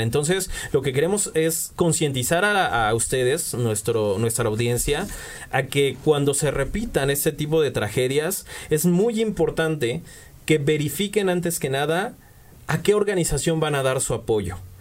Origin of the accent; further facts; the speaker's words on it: Mexico; Nos unió como pueblo mexicano